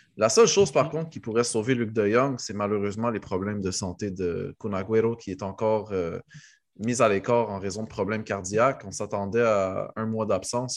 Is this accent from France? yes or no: no; Morocco; en tant que Marocain